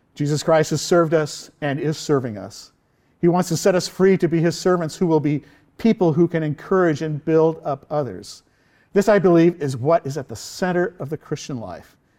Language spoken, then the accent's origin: English; southern Orange County, California, United States; where I went to high school in southern Orange County